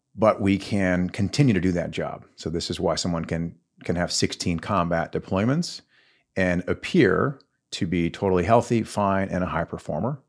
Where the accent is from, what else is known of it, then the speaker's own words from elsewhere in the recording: Longview, Texas, United States; pretty typical Texas kid. I grew up in Longview, so northeast Texas, just outside the city